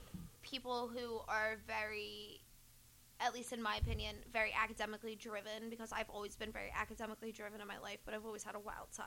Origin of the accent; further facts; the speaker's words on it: New Jersey, United States; I'm from Jersey. I still live in New Jersey currently.